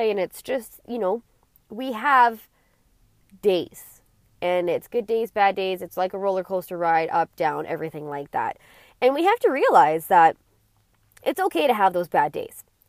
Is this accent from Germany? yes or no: no; Alberta, Canada; I was born in Alberta